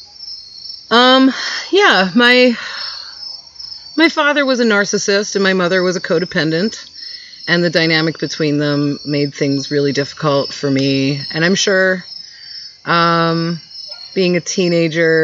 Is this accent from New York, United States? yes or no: yes; New York City, New York, United States; moved away as an adult; now in Asheville, United States; I was born and raised in New York City, and I came here and I never left.